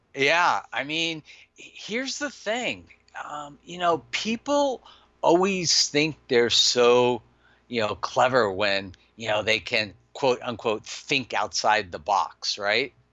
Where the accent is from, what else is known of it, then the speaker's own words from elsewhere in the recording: Los Angeles, California, United States; I grew up in Granada Hills.